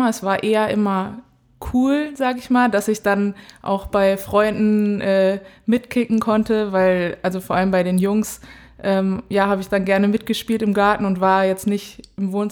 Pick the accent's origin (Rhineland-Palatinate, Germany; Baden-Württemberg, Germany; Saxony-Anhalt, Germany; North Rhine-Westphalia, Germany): North Rhine-Westphalia, Germany; Dortmund; moved away as an adult; also born or lived in Cologne; now in Potsdam, Germany; ich bin 23 Jahre alt, ich komme aus Dortmund